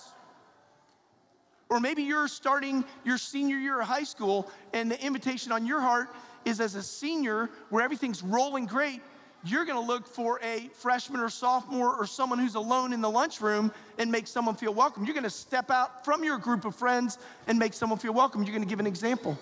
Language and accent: English; the South, United States; I'm from the South